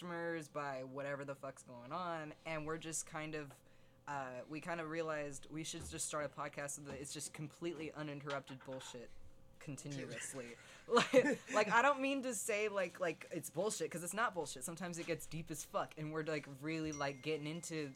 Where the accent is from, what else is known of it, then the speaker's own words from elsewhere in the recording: United States; I'm American. I've always been an American